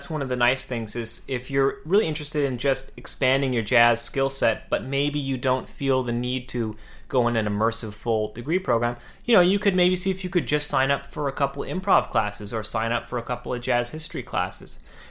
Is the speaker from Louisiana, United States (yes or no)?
no; California, United States; I would move from the small town I grew up in California down to Los Angeles.